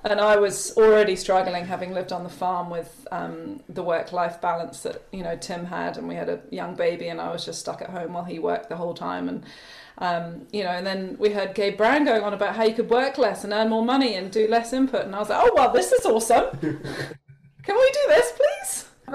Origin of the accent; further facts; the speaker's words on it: just south of Edinburgh, Scotland, United Kingdom; moved away as an adult; also born or lived in Wanaka, New Zealand; now in New Zealand; I'm actually from Scotland. Grew up just south of Edinburgh, and came over to New Zealand after graduating art school